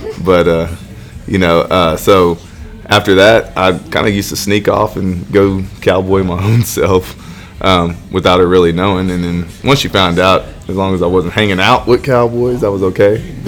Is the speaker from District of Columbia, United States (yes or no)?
no; Pawhuska, Oklahoma, United States; You know, I was born in Pawhuska, Oklahoma